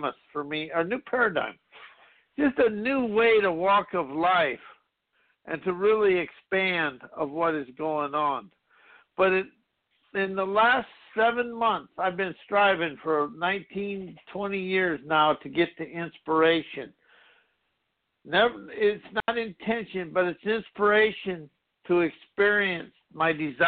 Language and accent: English; South Dakota, United States; growing up in South Dakota